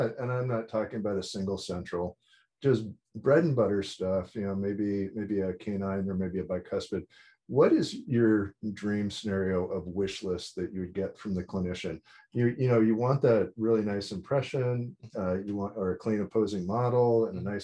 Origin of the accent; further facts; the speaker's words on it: Wisconsin, United States; I'm from Wisconsin